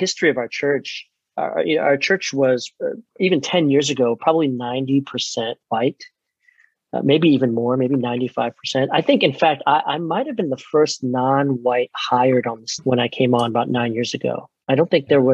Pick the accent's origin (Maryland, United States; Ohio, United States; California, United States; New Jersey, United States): Maryland, United States; moved away; also born or lived in Chicago; I was born in 75 in Maryland.